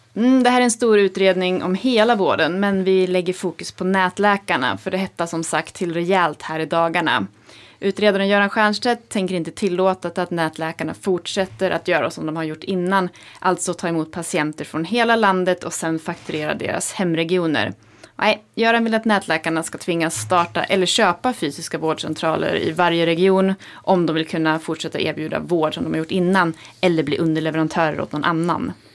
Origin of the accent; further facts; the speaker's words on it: Hälsingland, Gävleborg County, Sweden; moved away; jag är hemma i Hälsingland